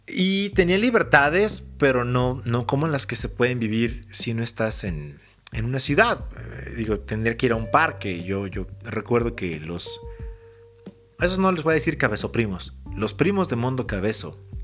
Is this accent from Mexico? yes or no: yes; Mexico City, Mexico; moved away; Crecí en la ciudad, crecí en Ciudad de México.